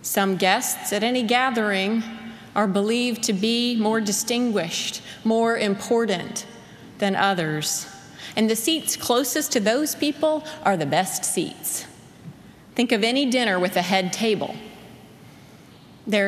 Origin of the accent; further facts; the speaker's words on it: South Carolina, United States; moved away; where I grew up in South Carolina